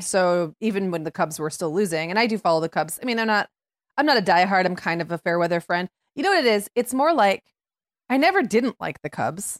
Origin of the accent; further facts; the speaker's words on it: Upper Michigan, United States; moved away; when I grew up in Upper Michigan